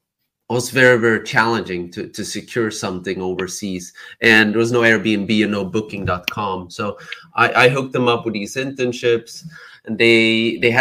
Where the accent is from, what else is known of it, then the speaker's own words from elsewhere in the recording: Sweden; now in Barcelona, Spain; I'm born and raised in Sweden, but my parents are from Cambodia